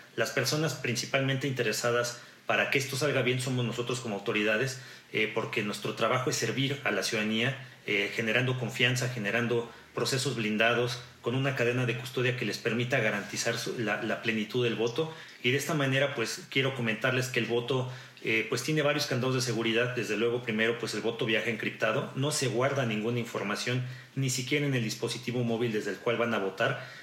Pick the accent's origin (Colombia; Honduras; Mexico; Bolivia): Mexico; como mexicanas o mexicanos tenemos